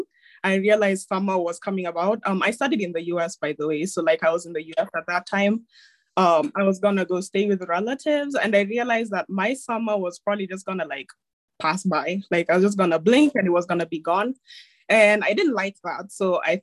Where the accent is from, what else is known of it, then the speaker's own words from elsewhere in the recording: Nairobi, Kenya; I'm joining from Kenya, Nairobi, Kenya. That's where I'm from. That's where I live